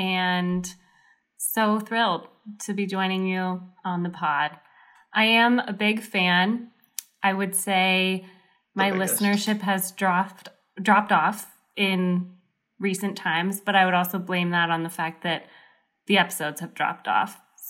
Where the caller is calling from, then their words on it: Spokane, Washington, United States; I'm live from Spokane, Washington.